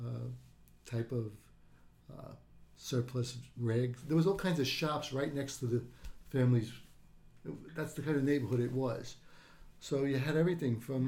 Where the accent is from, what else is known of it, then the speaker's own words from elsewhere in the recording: New York City, New York, United States; I grew up on Wither Street, which is right on the border between Greenpoint and Williamsburg